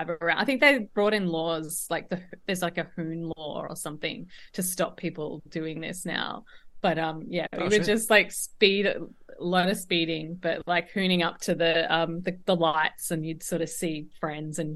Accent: Tasmania, Australia; I grew up in Tasmania, which is probably about the same size as Ireland

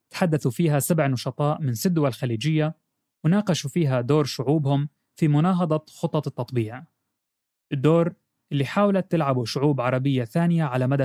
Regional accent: Morocco; نقول نحن كشعب مغربي سنبقى إن شاء الله دائما على العهد دائما نتضامن مع إخواننا في فلسطين

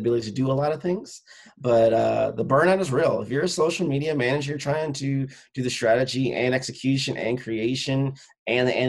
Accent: Northwest Indiana, United States; moved away as an adult; also born or lived in Chicagoland area; now in Schaumburg, United States; My hometown's Northwest Indiana

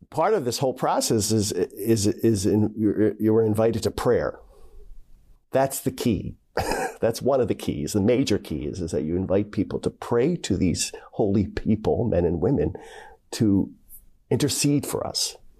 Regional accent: Philadelphia, Pennsylvania, United States; now in Dayton, United States; I'm originally from Philadelphia, Pennsylvania, uh, and raised with six other siblings

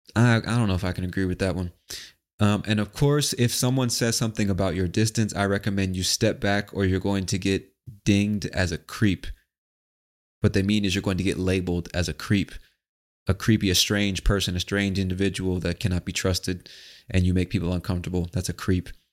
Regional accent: United States; moved away; I, as an American overseas

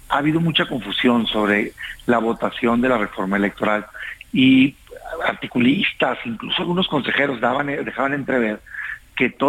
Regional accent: Mexico; Yo lo digo como mexicano

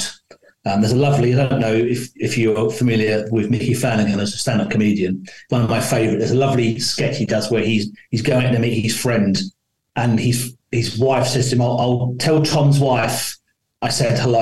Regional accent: London, United Kingdom; I was born in London, lived on a council estate. My accent isn't as maybe as dulcet as I like it to be.

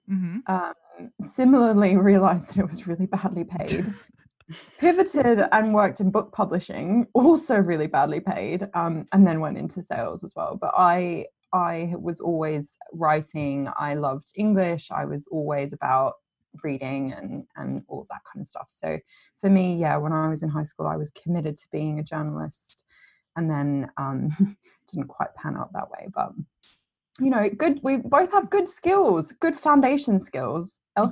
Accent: Australia; I would say my first makeup memory was I grew up in Australia

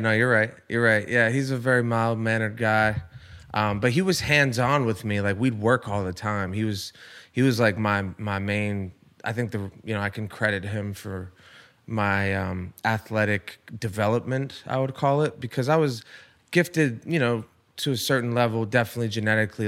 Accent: Rhode Island, United States; moved away; I'm from Rhode Island

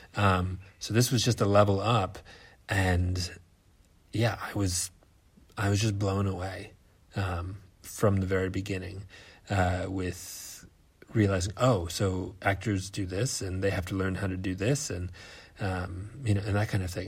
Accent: United States; moved away as an adult; now in Australia; I am an American theater artist, now living in Australia

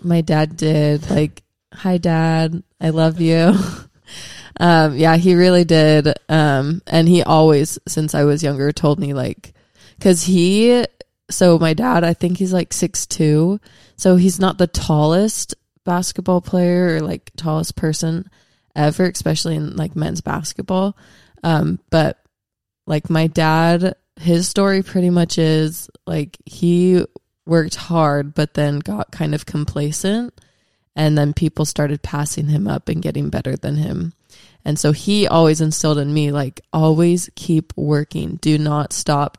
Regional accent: Washington, United States; I'm from Washington State, so I didn't really grow up around a lot of L D S people

